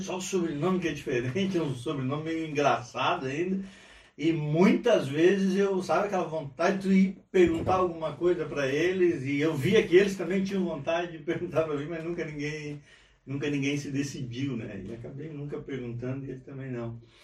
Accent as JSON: {"language": "Portuguese", "region": "Rio Grande do Sul", "country": "Brazil", "tie": "born or raised there", "also_born_or_lived": "Araruna, Paraná", "moved": "yes", "lives_now": "Forquilhinha, Brazil", "said": "E vim de lá para o Rio Grande do Sul novinho, há seis anos, sete anos. Me criei basicamente no, no Rio Grande do Sul"}